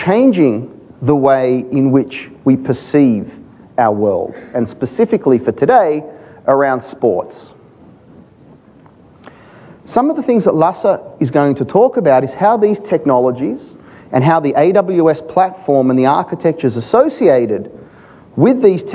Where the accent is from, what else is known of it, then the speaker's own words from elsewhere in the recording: Australia; being an Aussie